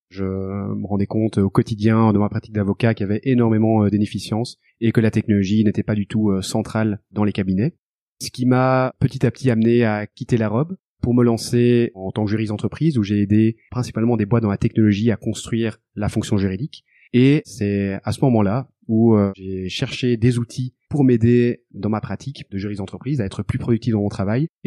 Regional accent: Brussels, Belgium; accent: Belgian

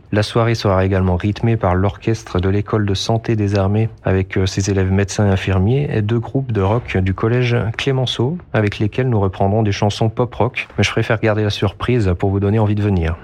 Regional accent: Jura, Bourgogne-Franche-Comté, France; moved away as an adult; also born or lived in Dijon; now in Lyon, France; Je suis originaire du Jura

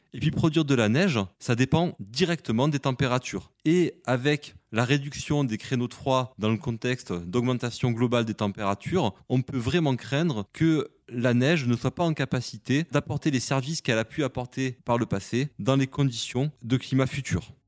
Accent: Vaucluse, Provence-Alpes-Côte d'Azur, France; je suis originaire du Vaucluse

